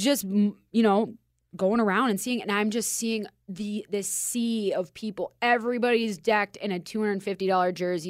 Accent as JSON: {"language": "English", "region": "Minnesota", "country": "United States", "accent": "Minnesota", "moved": "yes", "lives_now": "Las Vegas, United States", "said": "I'm from Minnesota, and as you can tell by my accent"}